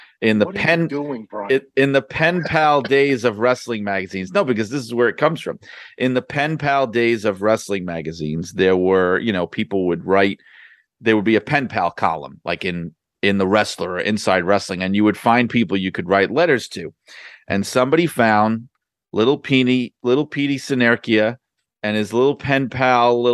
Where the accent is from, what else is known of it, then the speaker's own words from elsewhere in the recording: New York City, New York, United States; I was from Brooklyn